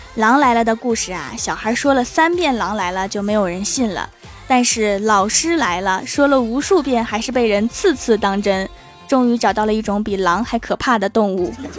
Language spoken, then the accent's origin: Chinese; Northeast China, China; 我们这儿又没风，还不下雨，就剩下热了